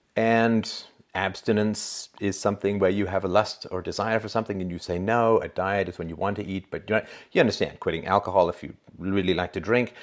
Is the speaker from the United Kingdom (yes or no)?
yes; England, United Kingdom; now in Canada; growing up in England